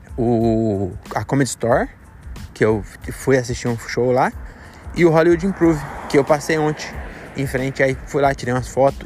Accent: São Paulo, Brazil; also born or lived in Francisco Morato, São Paulo; a gente é de São Paulo

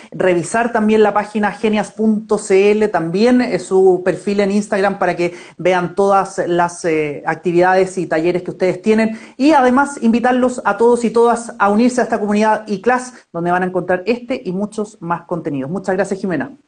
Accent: Viña del Mar, Valparaíso, Chile; now in Santiago, Chile; yo también soy de Viña

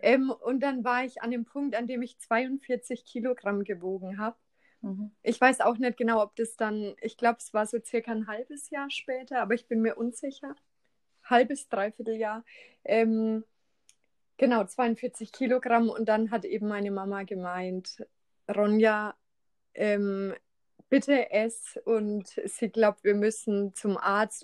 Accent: Schweinfurt, Bavaria, Germany; die Fachschule in Schweinfurt da wo ich herkomme

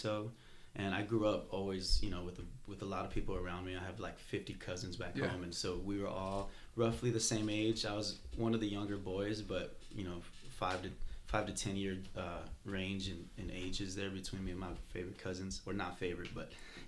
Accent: El Paso, Texas, United States; moved away as an adult; also born or lived in New Mexico; now in Austin, United States; I grew up in El Paso, Texas

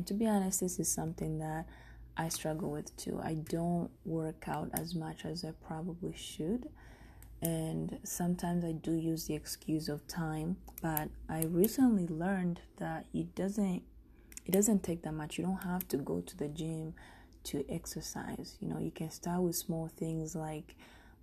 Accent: Rwanda; also born or lived in Denver; now in United States; I'm from Rwanda

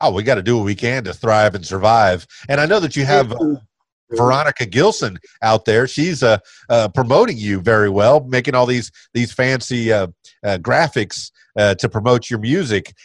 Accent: Miami, Florida, United States; now in Conway, United States; i was born in Miami and I've, I've pr- primarily stayed in the South

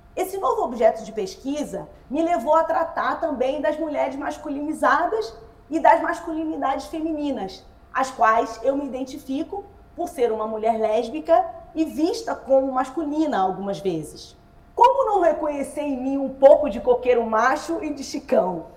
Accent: Nilópolis, Rio de Janeiro, Brazil; also born or lived in Nova Iguaçu; Eu sou da Baixada Fluminense, eu sou nascida em Milópolis, é, né? na verdade nascida em Nova Iguaçu e criada em Milópolis

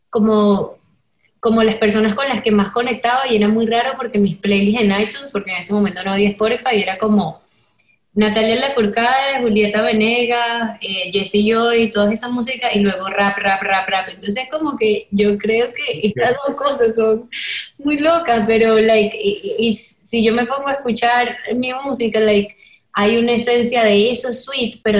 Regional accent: Venezuela; que era pop y era rap venezolano y era eso, era lo que me gustaba

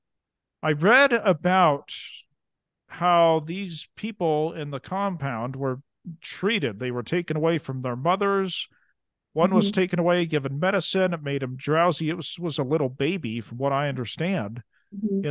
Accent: Oregon, United States; my hometown in Oregon

